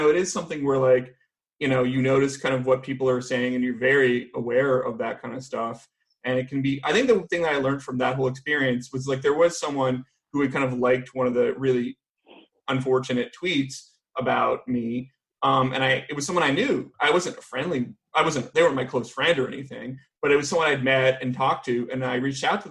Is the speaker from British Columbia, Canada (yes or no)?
yes; Vancouver, British Columbia, Canada; now in United States; I'm actually from Vancouver